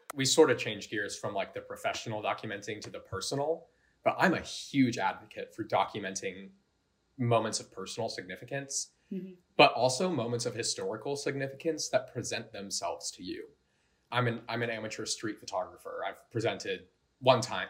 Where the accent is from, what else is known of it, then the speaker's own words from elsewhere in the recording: Colorado, United States; I grew up in Colorado